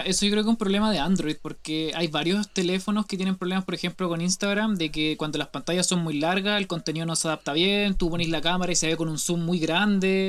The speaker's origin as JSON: {"language": "Spanish", "country": "Chile"}